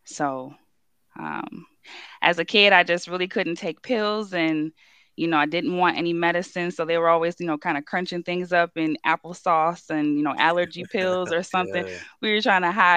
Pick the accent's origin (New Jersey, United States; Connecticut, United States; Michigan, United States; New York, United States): Michigan, United States; Livonia; also born or lived in Detroit; I'm from Livonia. I kind of moved around as a kid. Kind of was in Livonia, moved to the city, then went back to high school for Livonia